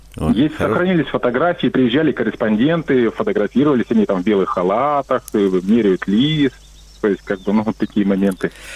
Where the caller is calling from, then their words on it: Miass, Chelyabinsk Oblast, Russia; я звоню из Челябинской области, город Миас